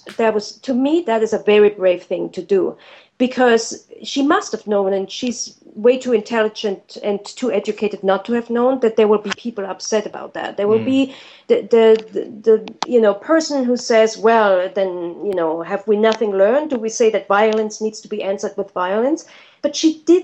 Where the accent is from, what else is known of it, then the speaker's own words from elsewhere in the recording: Germany; moved away; I'm from Germany